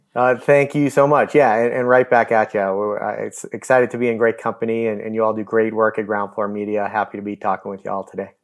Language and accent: English; Newton, Massachusetts, United States; I grew up in Newton, Massachusetts